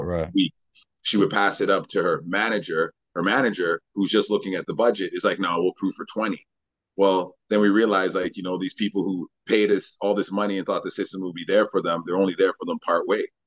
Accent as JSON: {"language": "English", "town": "Winnipeg", "region": "Manitoba", "country": "Canada", "tie": "born or raised there", "moved": "as an adult", "lives_now": "Vancouver, Canada", "said": "I grew up in Winnipeg, Manitoba"}